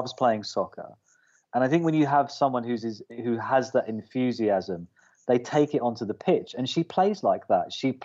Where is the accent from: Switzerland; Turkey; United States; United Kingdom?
United Kingdom; as a Brit